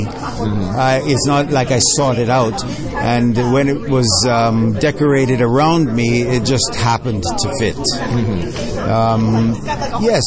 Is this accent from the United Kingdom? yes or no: no; Jamaica; now in Canada; I'm Jamaican. I grew up in Jamaica